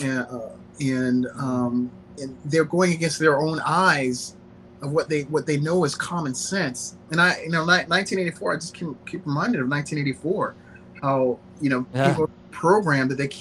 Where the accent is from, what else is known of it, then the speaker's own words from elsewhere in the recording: Orlando, Florida, United States; I live in Orlando. I'm from Orlando, too.